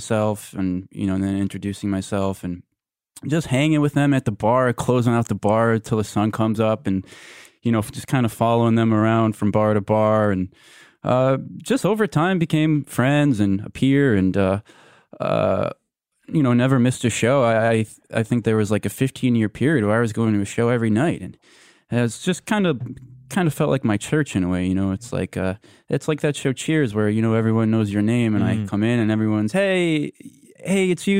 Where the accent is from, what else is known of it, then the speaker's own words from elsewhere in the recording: New York City, New York, United States; Well, you know, I grew up in the Upper East Side. I was born in the 50s.